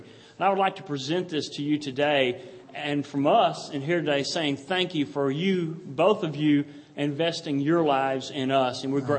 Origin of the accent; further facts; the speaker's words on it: Gulf Coast, United States; moved away; I come from the Gulf Coast where these massive churches are built all up and down the highway.